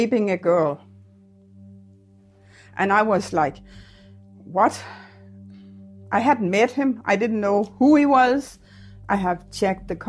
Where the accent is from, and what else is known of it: Denmark; moved away as an adult; also born or lived in Winnipeg, Canada